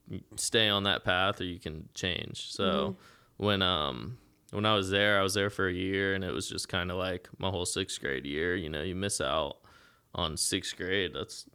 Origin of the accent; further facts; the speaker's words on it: Eau Gallie, Florida, United States; where me and my dad moved beachside because I grew up in Ogalley and stuff.